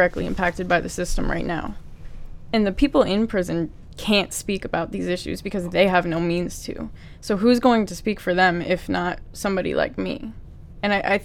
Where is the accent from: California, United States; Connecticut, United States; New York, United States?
Connecticut, United States; New Fairfield; I grew up in New Fairfield, Connecticut